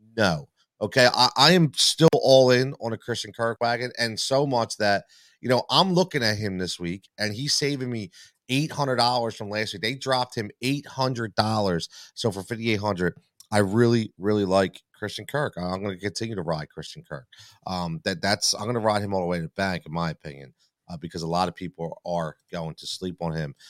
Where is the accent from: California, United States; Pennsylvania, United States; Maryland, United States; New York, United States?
Pennsylvania, United States; Philadelphia; I'm from Philly